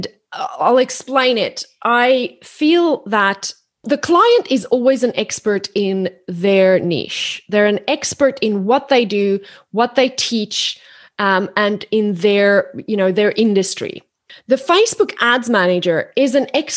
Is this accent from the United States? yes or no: no; South Africa; moved away as an adult; now in Australia; I'm South African, but I've lived in Australia now for 13 years